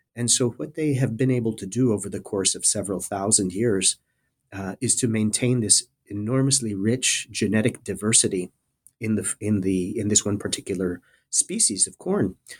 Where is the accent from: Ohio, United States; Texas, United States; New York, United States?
Texas, United States; South Texas border area, United States; moved away; I'm originally from the South Texas border area. Uh, I grew up in a small town, uh, at the very southern tip of the state of Texas